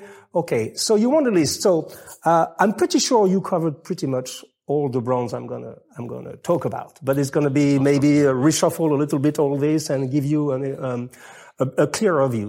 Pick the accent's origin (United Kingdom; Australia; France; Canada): France; English is a second language; I'm French